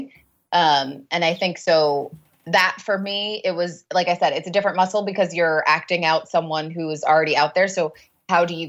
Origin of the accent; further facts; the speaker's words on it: California, United States; I grew up in California